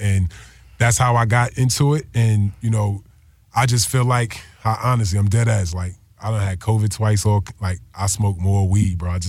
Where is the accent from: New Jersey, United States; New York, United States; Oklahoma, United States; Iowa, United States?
New Jersey, United States; I'm from Jersey. I ain't even from nowhere near the Bay.